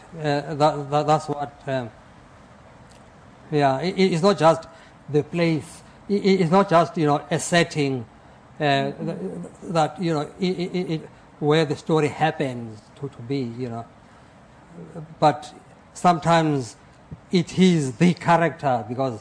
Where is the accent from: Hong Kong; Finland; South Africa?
South Africa; moved away as an adult; also born or lived in Lesotho; now in Ohio, United States; I was a refugee from South Africa in Lesotho during the days of apartheid.